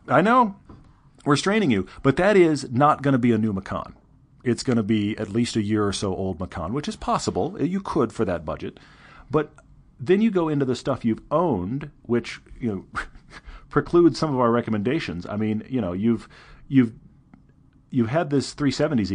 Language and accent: English; Texas, United States; I'm from Texas